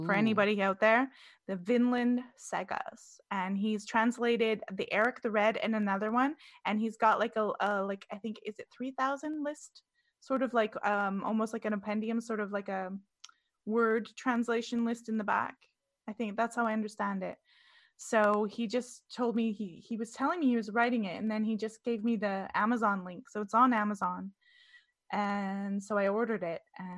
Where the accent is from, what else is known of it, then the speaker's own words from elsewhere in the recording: British Columbia, Canada; I'm Canadian. I never had cable growing up